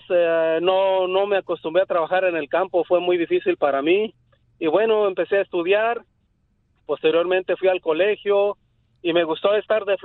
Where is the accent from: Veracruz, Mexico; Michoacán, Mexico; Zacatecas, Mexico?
Michoacán, Mexico; Zamora; also born or lived in New Mexico; now in Merced, United States; yo vengo de Zamora, Michoacán y me establecí aquí en Merced, California.